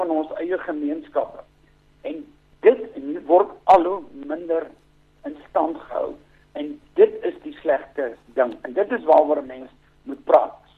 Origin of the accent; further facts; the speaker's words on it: South Africa; ek is 'n Suid-Afrikaner, Afrikaans sprekende en ek woon graag in hierdie